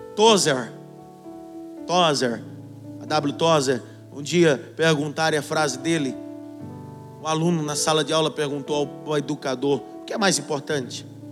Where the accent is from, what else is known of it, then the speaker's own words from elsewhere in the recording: Brazil; no nosso país